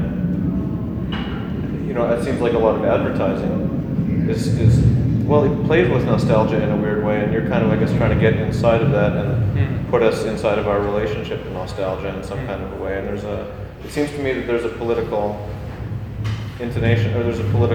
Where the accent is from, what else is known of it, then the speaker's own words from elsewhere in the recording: Vancouver, British Columbia, Canada; I'm from Vancouver